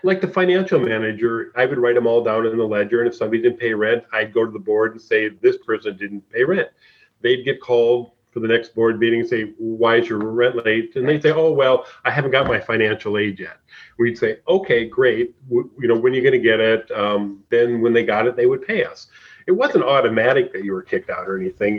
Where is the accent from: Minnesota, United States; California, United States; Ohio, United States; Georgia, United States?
Minnesota, United States; Anoka; my hometown of Anoka